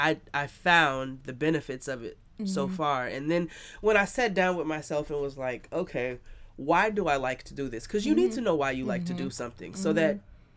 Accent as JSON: {"language": "English", "town": "New York City", "region": "New York", "country": "United States", "also_born_or_lived": "Texas / Boston", "said": "I grew up all over the place. I'm from everywhere. I'm from New York and... I lived in Texas for some time, in Boston for a couple of years."}